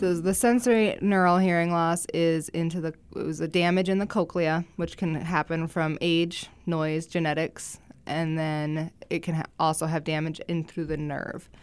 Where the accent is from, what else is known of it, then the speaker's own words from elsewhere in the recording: Rapid City, South Dakota, United States; also born or lived in Sioux City, Iowa / Vermillion, South Dakota; I'm born and raised in Rapid City